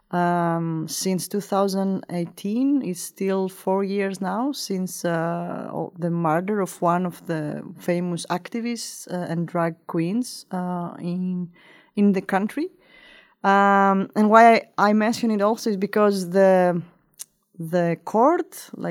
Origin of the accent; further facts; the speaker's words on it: Crete, Greece; English is a second language; now in Riga, Latvia; uh, I'm originally from Greece. I was raised and grew up in uh, in the southwest city of Europe uh, called I- It's in this big island called Creta.